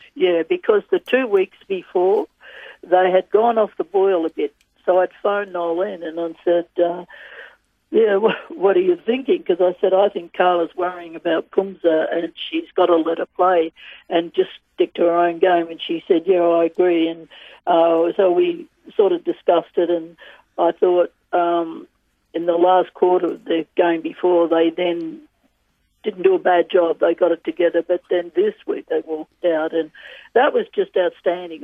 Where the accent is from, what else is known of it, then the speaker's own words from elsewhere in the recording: Australia; being an Australian